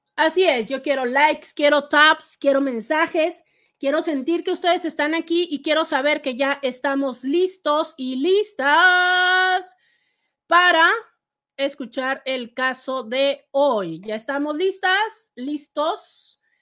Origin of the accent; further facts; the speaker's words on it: Mexico; No, soy de México, vivo en la ciudad de Tijuana, en la frontera norte con Estados Unidos